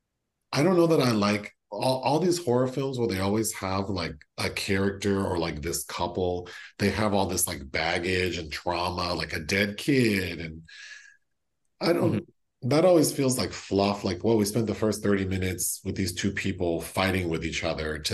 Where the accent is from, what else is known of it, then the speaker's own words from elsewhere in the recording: California, United States; born and raised in California